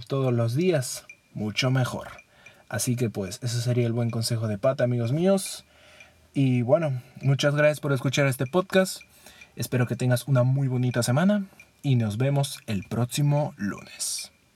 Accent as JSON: {"language": "Spanish", "country": "Peru", "said": "Como buen peruano que soy, extraño la Inca-Kola"}